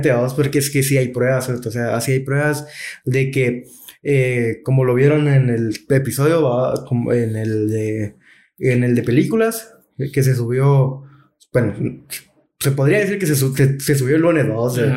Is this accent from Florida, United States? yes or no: no; Georgia, United States; de, donde, de donde soy yo.